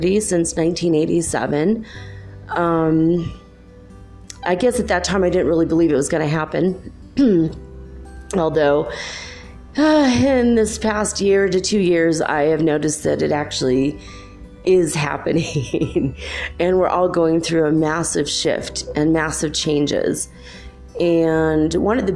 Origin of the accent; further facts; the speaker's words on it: California, United States; moved away as an adult; also born or lived in Minnesota; now in Cuenca, Ecuador; I am from originally California. I grew up in California and a little bit in Minnesota. And so that's where my accent's from